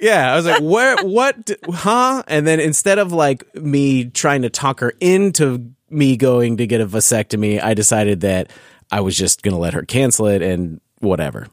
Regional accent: California, United States; growing up in California

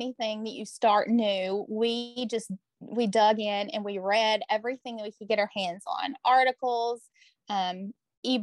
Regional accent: Morganfield, Kentucky, United States; also born or lived in Henderson, Kentucky; I moved back to Union County, and this is my hometown where I was born and raised

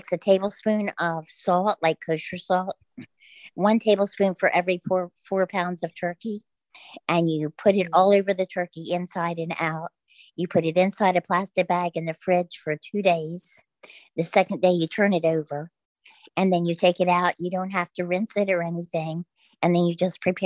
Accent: Maryland, United States; I'm from Maryland

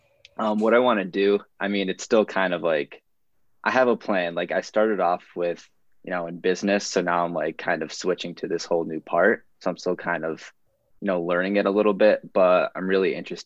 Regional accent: Marlborough, Connecticut, United States; I'm from Marlboro, Connecticut. It's like a small town kind of near Hartford.

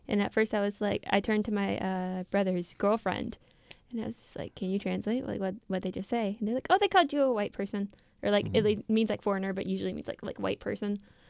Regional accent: the South, United States; It's like we're from the South, but still.

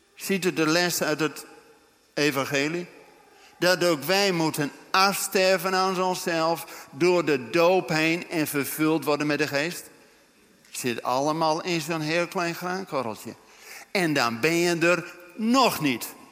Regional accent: Netherlands; wij als Nederlanders

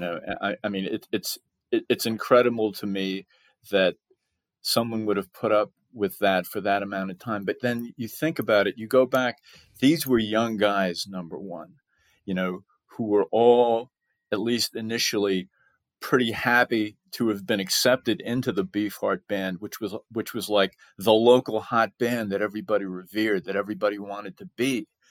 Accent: Bellport, New York, United States; moved away as an adult; now in Texas, United States; I grew up on Long Island, you know, South Shore, Long Island

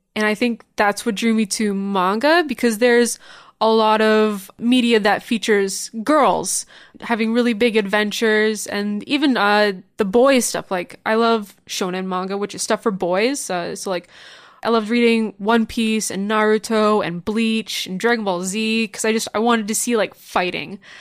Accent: Niagara Falls, Ontario, Canada; moved away as an adult; now in Toronto, Canada; I initially grew up actually in Niagara Falls

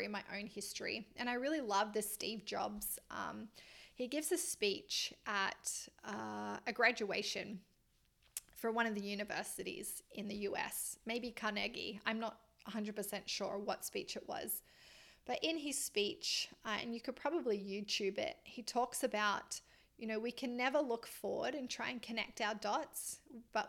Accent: Australia; moved away as an adult; also born or lived in Melbourne, Australia; now in Canada; I'm Australian

